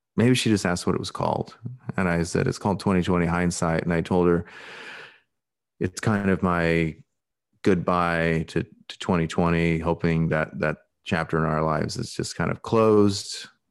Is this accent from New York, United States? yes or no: no; Alaska, United States; accent: Pacific Northwest; moved away; also born or lived in Portland / Brazil; Growing up in Alaska and stuff like this, you know, I think this is how I've always spoken